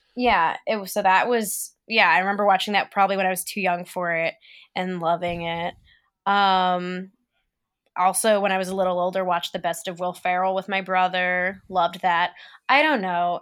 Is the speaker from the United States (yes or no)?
yes; Philadelphia, Pennsylvania, United States; I grew up in Philly